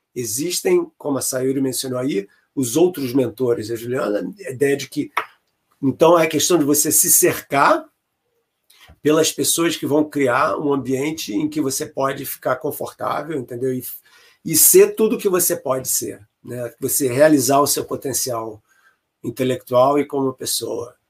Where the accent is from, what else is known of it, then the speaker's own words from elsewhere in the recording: Brazil; moved away as an adult; also born or lived in England / Chicago area; now in United States; quando eu saí do Brasil, eu fiz o mestrado na UFRJ e ganhei uma bolsa do CNPq para fazer o doutorado na Inglaterra